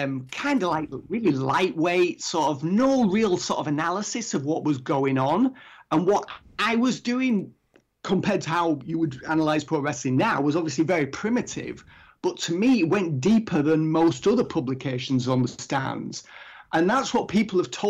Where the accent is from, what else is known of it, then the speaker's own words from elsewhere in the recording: England, United Kingdom; I'm English